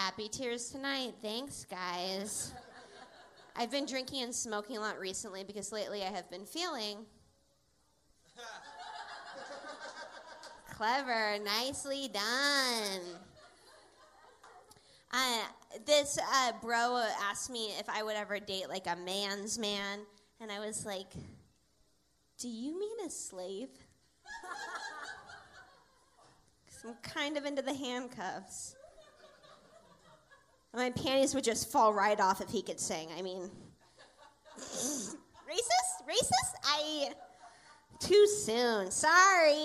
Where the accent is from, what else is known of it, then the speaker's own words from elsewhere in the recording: Seattle, Washington, United States; I grew up in Seattle, and I was bullied a lot growing up in Seattle.